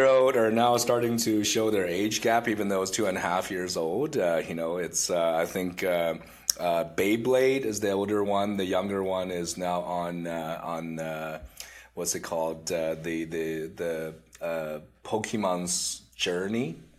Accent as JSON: {"language": "English", "town": "Vaasa", "region": "Ostrobothnia", "country": "Finland", "tie": "born or raised there", "moved": "yes", "lives_now": "Canada", "said": "I grew up in Finland"}